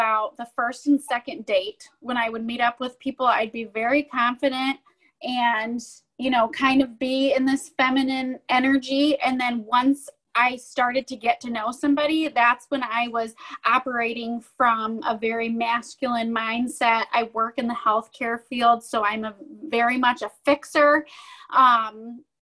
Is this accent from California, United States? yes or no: no; Michigan, United States; I'm from Michigan, and I'm 31 years old